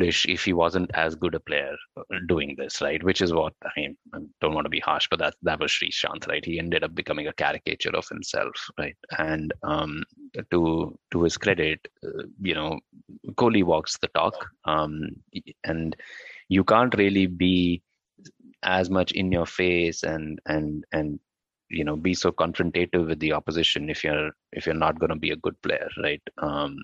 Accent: Delhi, India; moved away as an adult; I have been born and brought up in Delhi, lived 30 years of my life there

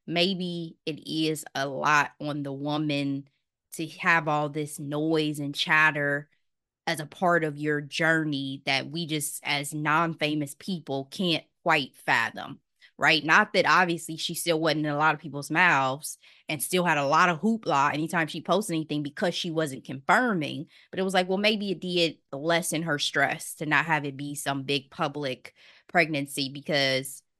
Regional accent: Dayton, Ohio, United States; Dayton, Ohio, by the way, my hometown

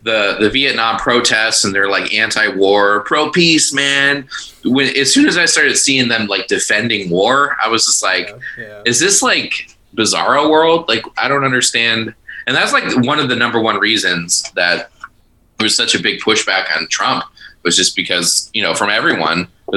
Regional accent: Hinsdale, Illinois, United States; I'm originally from Hinsdale

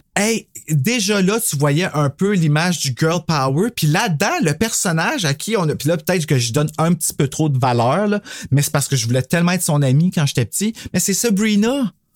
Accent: Canada; nous, au Canada, quand on était jeunes

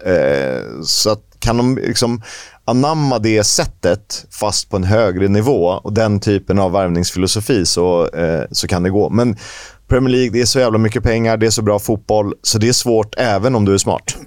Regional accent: Sweden; also born or lived in Estonia; i och med att jag är svensk, så, uh, eller jag är est, men jag är också svensk. Uh, jag är inte estnisk medborgare

